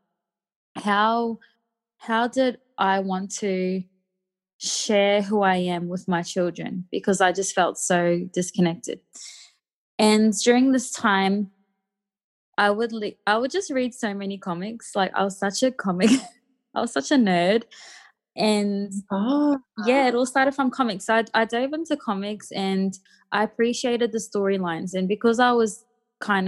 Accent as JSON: {"language": "English", "town": "Mackay", "region": "Queensland", "country": "Australia", "tie": "born or raised there", "also_born_or_lived": "Wellington, New Zealand", "moved": "as an adult", "said": "I'm a Miriam Mer and Badu woman who's been born and raised in Yui country, which is in Mackay, so about just a bit north of central Queensland"}